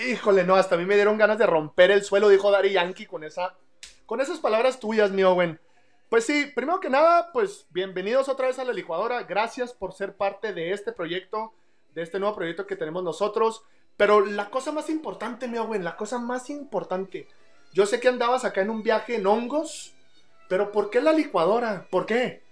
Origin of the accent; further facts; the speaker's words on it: Ciudad Juárez, Chihuahua, Mexico; moved away as an adult; now in El Paso, United States; yo nací en Ciudad Juárez, Chihuahua, me vine, ya tengo 10 años aquí en El Paso